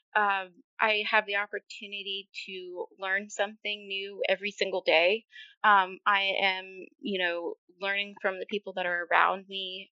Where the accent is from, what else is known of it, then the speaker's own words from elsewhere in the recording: Maine, United States; moved away as an adult; also born or lived in North Carolina; I was living back in my home state of Maine.